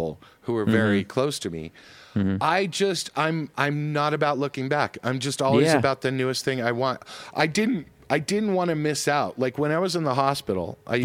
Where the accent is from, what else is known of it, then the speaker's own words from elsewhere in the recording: Colorado, United States; growing up in Colorado